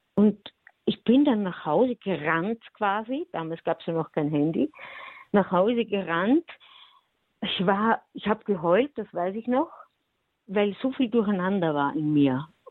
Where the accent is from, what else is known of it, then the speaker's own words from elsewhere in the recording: Austria; ich bin Österreicher und ich bin eine Frau